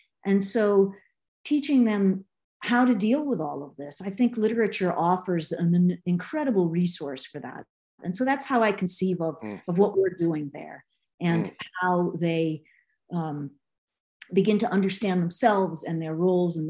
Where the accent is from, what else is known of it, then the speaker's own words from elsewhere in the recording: Boston, Massachusetts, United States; I'm from Boston.